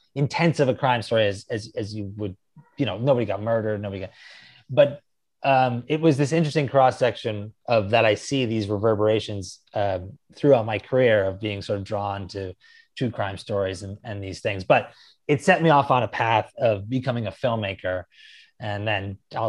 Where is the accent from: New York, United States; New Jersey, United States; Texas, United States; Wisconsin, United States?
New York, United States; Narrowsburg; I grew up in a really small town in upstate New York called Narrowsburg, New York